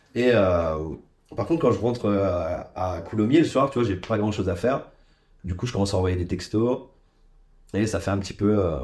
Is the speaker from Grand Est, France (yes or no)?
yes; Charleville-Mézières, Grand Est, France; je suis originaire des Ardennes, donc dans le nord-est